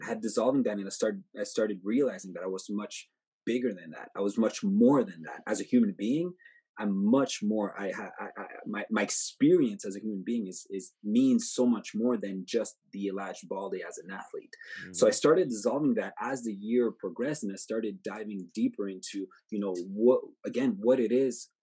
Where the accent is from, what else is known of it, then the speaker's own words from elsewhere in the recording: Montreal, Quebec, Canada; I'm from Montreal